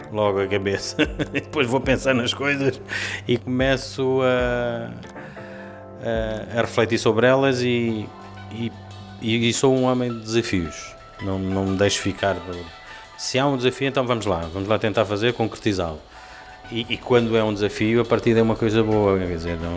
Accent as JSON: {"language": "Portuguese", "region": "Lisbon", "country": "Portugal", "tie": "born or raised there", "said": "mas sempre vivi aqui no centro de Lisboa e, e, e é com isto que me identifico, é com esta zona da cidade"}